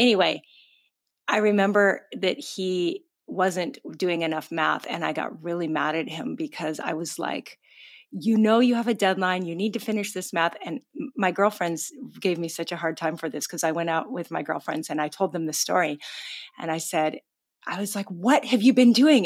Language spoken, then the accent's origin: English; Gig Harbor, Washington, United States; moved away; I'm from Gig Harbor, Washington